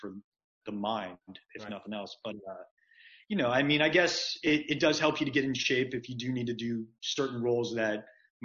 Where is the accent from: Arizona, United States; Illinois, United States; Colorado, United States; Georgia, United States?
Georgia, United States; Marietta; moved away as an adult; also born or lived in Atlanta, Georgia / Mississippi / Los Angeles; I was born in Marietta, Georgia